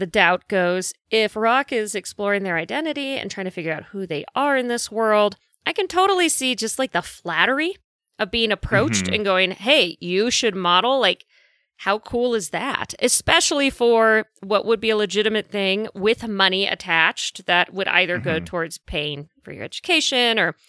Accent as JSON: {"language": "English", "town": "Manhattan", "region": "New York", "country": "United States", "tie": "born or raised there", "said": "I grew up in Manhattan."}